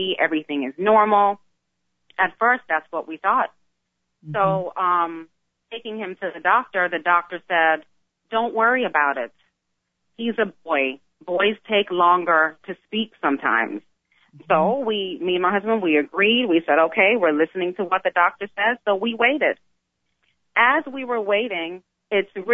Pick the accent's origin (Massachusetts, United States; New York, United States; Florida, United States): Florida, United States; South; I grew up here. I grew up here, born and raised